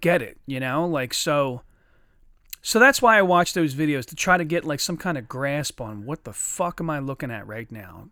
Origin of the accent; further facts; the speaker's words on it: Chester, Pennsylvania, United States; I grew up with guys in Chester that fought fucking dogs every day